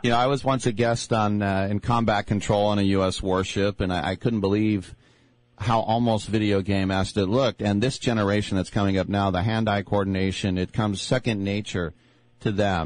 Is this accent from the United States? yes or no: yes; Richmond, California, United States; Where I grew up in in Richmond, which is predominantly African American, but I was in the Richmond Hills